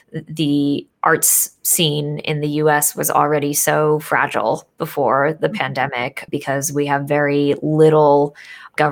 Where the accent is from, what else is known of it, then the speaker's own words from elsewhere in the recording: Northeast of the United States, United States; I grew up in the Northeast of the United States